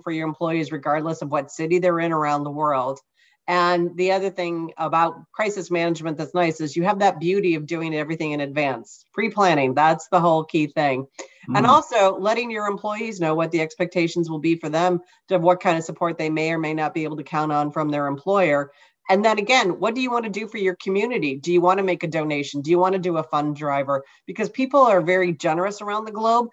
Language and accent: English; East Coast of the United States, United States; I am from the East Coast and I live on the East Coast of the United States